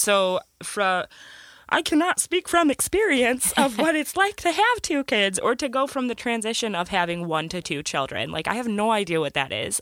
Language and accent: English; Michigan, United States; we're from Michigan